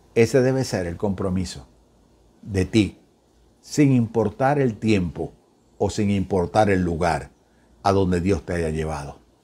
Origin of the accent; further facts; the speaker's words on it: Venezuela; esos venezolanos que tenemos la costumbre de comer arepas y salimos del país